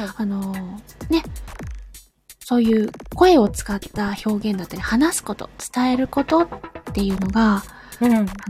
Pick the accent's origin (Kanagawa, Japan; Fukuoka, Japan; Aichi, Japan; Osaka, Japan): Fukuoka, Japan; rural; 博多弁ともちょっと私の地元だと違うんですよね